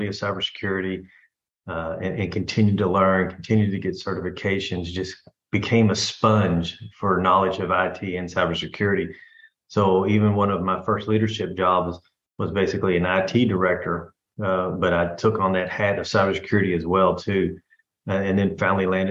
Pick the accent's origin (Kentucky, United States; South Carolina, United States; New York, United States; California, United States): Kentucky, United States; Louisville; moved away; I'm originally from Louisville, Kentucky